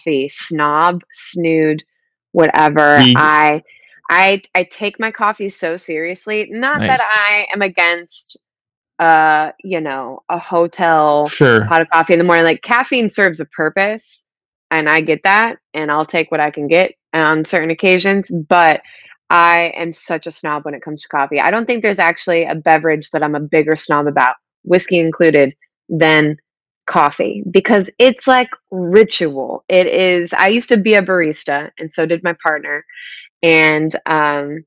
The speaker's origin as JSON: {"language": "English", "town": "Peoria", "region": "Illinois", "country": "United States", "tie": "born or raised there", "also_born_or_lived": "Kentucky", "moved": "yes", "said": "I grew up in Peoria, Illinois."}